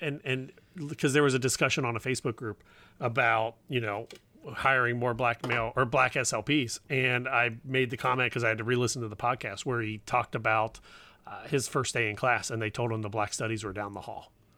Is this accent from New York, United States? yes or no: no; Cincinnati, Ohio, United States; I grew up down here in Cincinnati